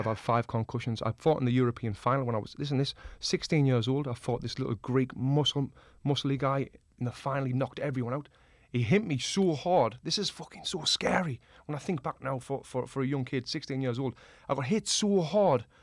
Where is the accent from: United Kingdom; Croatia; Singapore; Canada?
United Kingdom; the north of England; now in Los Angeles, United States; I'm from the north of England.